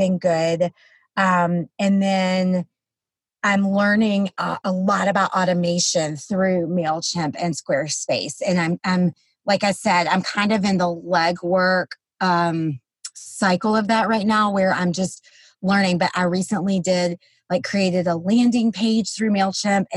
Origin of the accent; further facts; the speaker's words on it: the South, United States; I'm from the South